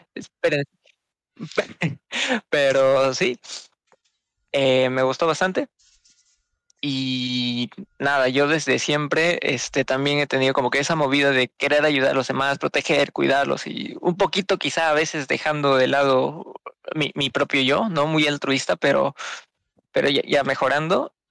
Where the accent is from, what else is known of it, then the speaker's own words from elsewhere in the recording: Peru; soy de Perú bien bonito mi país